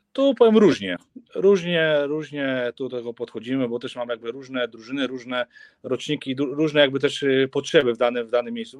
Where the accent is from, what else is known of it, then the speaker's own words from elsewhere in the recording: Silesian Voivodeship, Poland; u nas na Śląsku